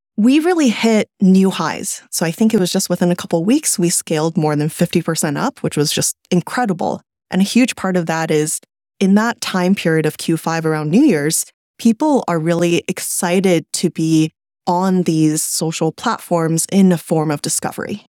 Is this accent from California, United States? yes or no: yes; California, United States; also born or lived in China; I was born in China, but I grew up in California